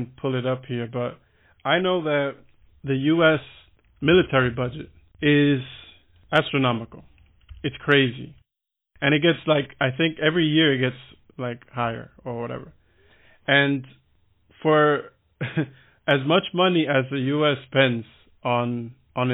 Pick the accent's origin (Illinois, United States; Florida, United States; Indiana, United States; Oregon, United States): Florida, United States; Miami; moved away as an adult; now in Berlin, Germany; I'm from Miami